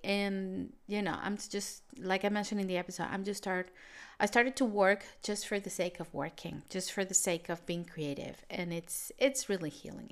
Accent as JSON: {"language": "English", "country": "Venezuela", "tie": "born or raised there", "moved": "yes", "said": "I come from Venezuela, which is, was a country, still a country with a very unstable economy"}